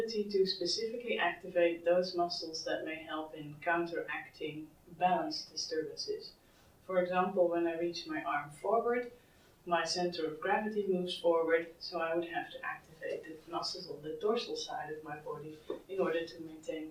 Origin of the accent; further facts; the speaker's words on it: Netherlands; I'm from the Netherlands.